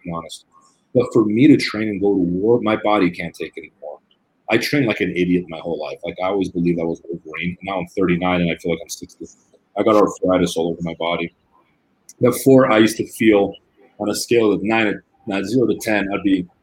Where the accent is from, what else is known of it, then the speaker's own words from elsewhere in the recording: Brazil; moved away; I grew up in Brazil